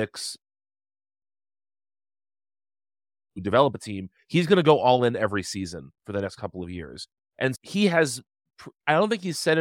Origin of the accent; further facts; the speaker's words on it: outside of New York City, United States; now in New Jersey, United States; I live in New Jersey. I grew up outside of New York City